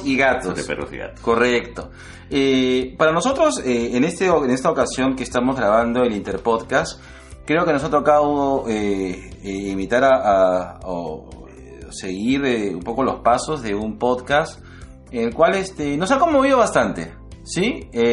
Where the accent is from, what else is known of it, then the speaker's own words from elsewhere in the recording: Lima, Peru; acá en Lima, estamos en invierno, ambos somos de Lima